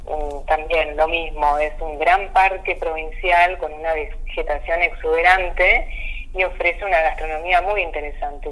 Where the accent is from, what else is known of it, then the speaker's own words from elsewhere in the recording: Misiones, Argentina; somos hijas del mismo útero de Tierra Colorada